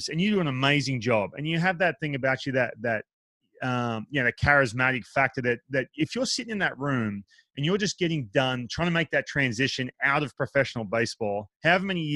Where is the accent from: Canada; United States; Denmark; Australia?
Australia; moved away; I grew up in Australia